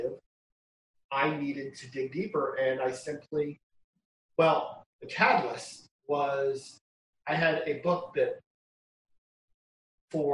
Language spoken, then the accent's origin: English; Iowa, United States; now in Las Vegas, United States; I grew up in Iowa